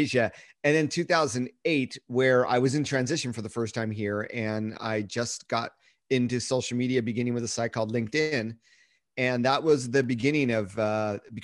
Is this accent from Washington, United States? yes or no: no; Rancho Palos Verdes, California, United States; moved away as an adult; also born or lived in Redondo Beach, California / Massachusetts / Beijing, China / Japan; I was born in Redondo Beach, California. I grew up in Rancho Palos Verdes.